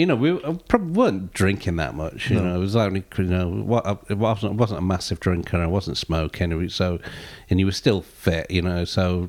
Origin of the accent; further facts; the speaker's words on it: Chelmsford, East of England, United Kingdom; But I was Chelmsford. I'm Chelmsford born and bred, really. So I bump into people all the time from Chelmsford